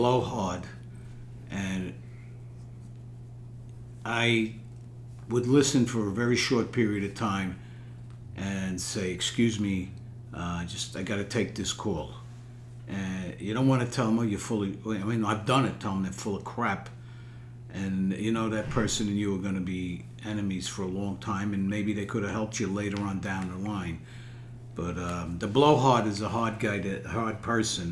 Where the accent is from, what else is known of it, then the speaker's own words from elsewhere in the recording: New York City, New York, United States; from Brooklyn